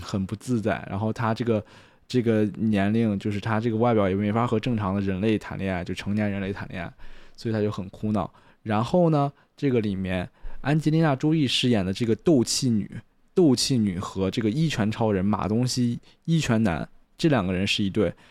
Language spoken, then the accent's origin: Chinese; China; 我是中国人的原因，I M Chinese